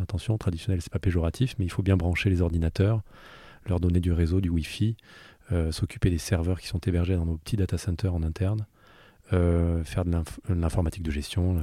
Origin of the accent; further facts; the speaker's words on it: Southern Alps, Provence-Alpes-Côte d'Azur, France; moved away as an adult; now in Paris, France; je suis né dans les Alpes du Sud. Euh, j'ai passé toute ma jeunesse jusqu'à 20 ans à faire du ski et de la musique.